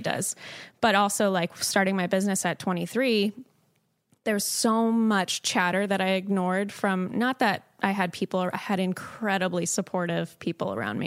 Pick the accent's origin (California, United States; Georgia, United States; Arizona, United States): California, United States; Southern; moved away as an adult; also born or lived in Chicago; I'm from Southern California